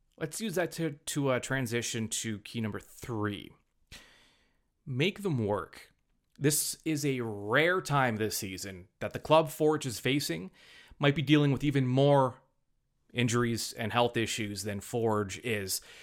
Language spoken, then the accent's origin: English; Hamilton, Ontario, Canada; born and bred in Hamilton